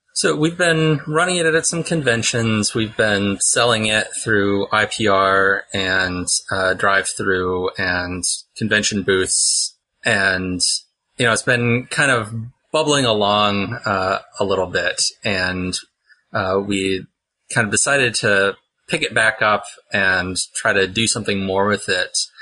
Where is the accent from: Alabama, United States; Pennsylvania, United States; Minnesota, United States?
Pennsylvania, United States; Pittsburgh; I also make maps under the name Mapsburg with an H on it because I'm from Pittsburgh